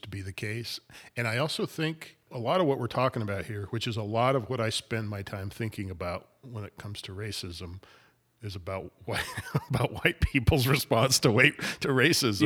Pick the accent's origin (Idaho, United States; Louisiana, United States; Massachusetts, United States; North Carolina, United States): Idaho, United States; as a 17, 18 year old growing up in Idaho.